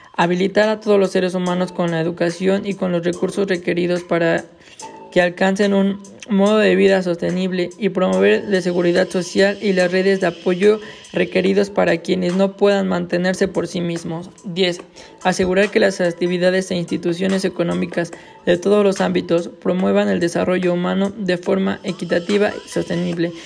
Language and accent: Spanish; Mexico; yo soy de México